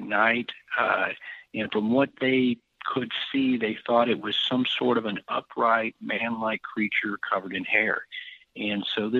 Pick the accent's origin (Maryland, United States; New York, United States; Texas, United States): Texas, United States; I'm from Texas